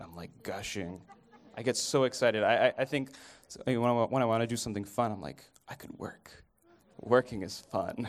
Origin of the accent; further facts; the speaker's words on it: Dallas, Texas, United States; moved away as an adult; also born or lived in Kenya; I'm from Dallas